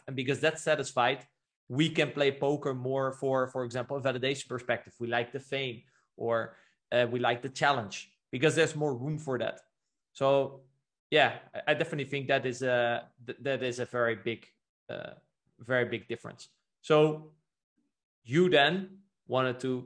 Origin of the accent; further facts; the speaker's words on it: Netherlands; moved away; also born or lived in Brazil; I was born in the Netherlands